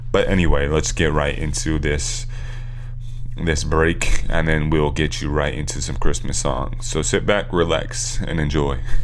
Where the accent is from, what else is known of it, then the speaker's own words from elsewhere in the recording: California, United States; we're from California